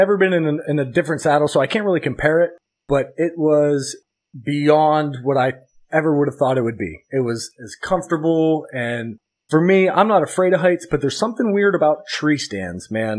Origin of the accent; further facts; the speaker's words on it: Philippines; And me being a Filipino freight train over here